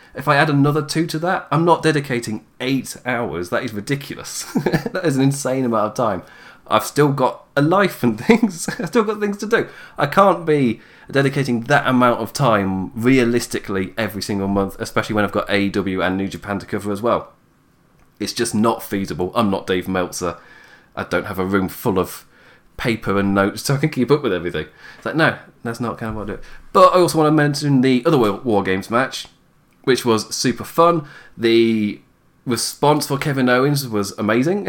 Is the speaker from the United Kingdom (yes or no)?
yes; England, United Kingdom; I am English